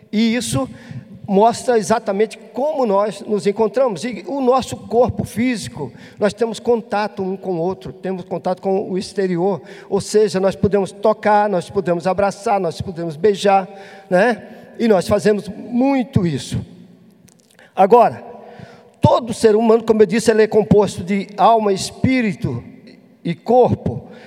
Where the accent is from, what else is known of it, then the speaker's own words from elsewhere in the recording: Bahia, Brazil; Sabe, eu venho de uma região do Nordeste, na Bahia, onde quando as pessoas estão mal, sabe, bem magrinhas, raquíticas ou, ou enfermas, as pessoas dizem até um provérbio perverso